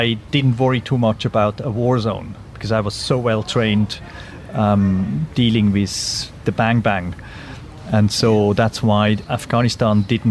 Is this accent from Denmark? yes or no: no; Switzerland; I grew up in Switzerland where everybody has to do military service